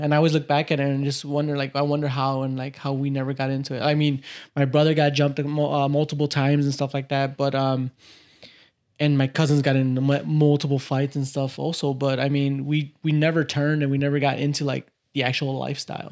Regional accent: Cicero, Illinois, United States; also born or lived in Little Village, Chicago; now in Oak Park, United States; I grew up in the, uh, Chicagoland area in this little place called Little Village.

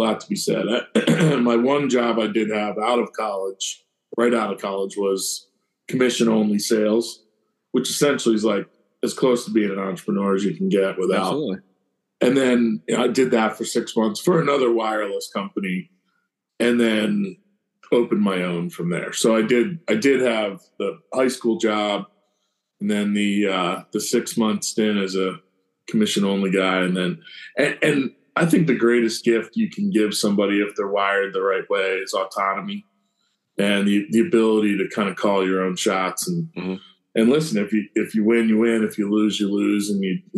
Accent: Chadds Ford, Pennsylvania, United States; also born or lived in Delaware; I grew up in Chad's Ford, Unionville High School

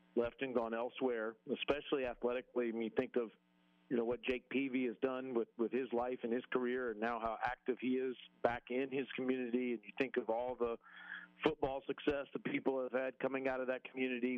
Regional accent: Mobile, Alabama, United States; moved away; It's where I'm from. It's my hometown

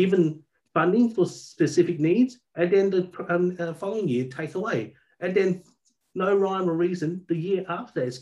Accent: Albany, Western Australia, Australia; also born or lived in Southeast Asia; now in Perth, Australia; I grew up in Albany, actually, a town down south.

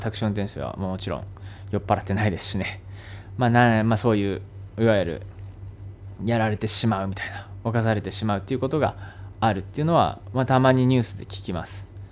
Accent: Japan; moved away as an adult; now in Thailand

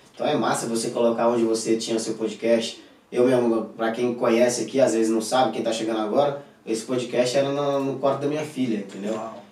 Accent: Jacundá, Pará, Brazil; moved away; Eu sou lá de Jacundá, tinha 55 mil habitantes quando eu morava lá

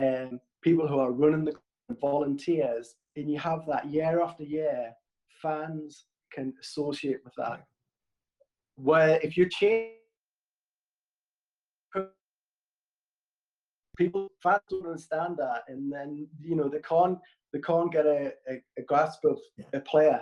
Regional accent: Newcastle upon Tyne, North East England, United Kingdom; moved away as an adult; also born or lived in Plymouth / Sunderland; I'm a Geordie

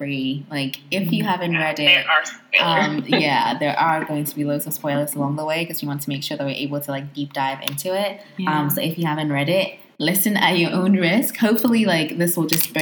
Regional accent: Ghana; as a Ghanaian African child

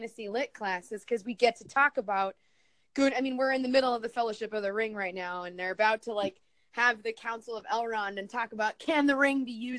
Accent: Seattle, Washington, United States; That's my hometown. That's my home state.

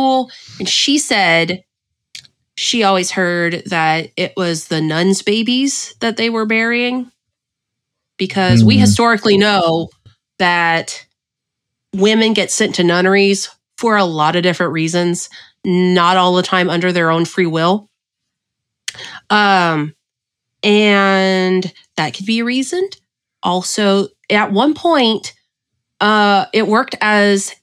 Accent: Cajun, Louisiana, United States; my family raised me Catholic because I am Cajun

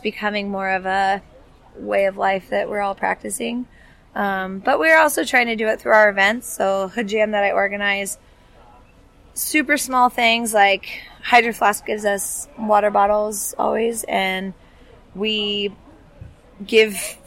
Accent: the Northwest, Pacific Northwest, United States; Growing up in the Northwest as a kid, I play outside every day

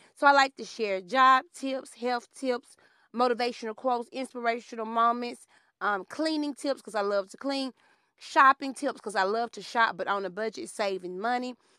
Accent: Alabama, United States; growing up in Alabama

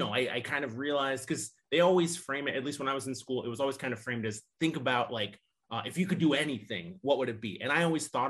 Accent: Nebraska, United States; moved away as an adult; now in Northwest Indiana, United States; I'm originally from Nebraska, graduated from the University of Nebraska

